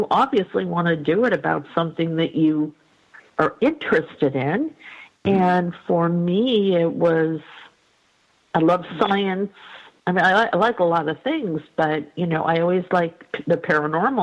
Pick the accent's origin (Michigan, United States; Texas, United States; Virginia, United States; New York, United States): New York, United States; I grew up in New York in a little sort of, not rural, but a little suburban community, not in the city.